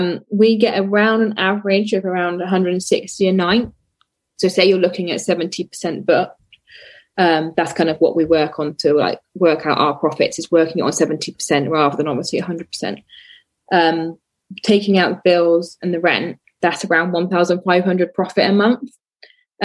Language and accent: English; Oxford, South East England, United Kingdom; moved away as an adult; now in Dorset, United Kingdom; I am from Oxford and my family still live in Oxford, but my partner and I moved to Dorset